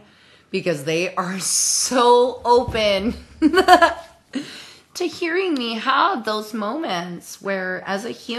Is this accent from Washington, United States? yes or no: yes; Washington, United States; I grew up in Washington State in a Mormon household.